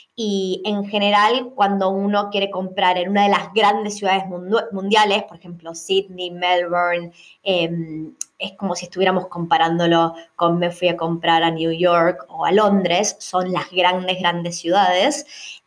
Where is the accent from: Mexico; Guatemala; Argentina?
Argentina; now in Australia; tanto vos como yo somos argentinas